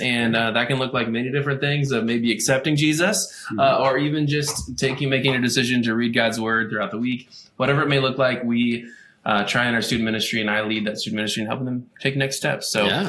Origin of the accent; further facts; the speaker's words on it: Iowa, United States; so if you didn't know, we're from Iowa.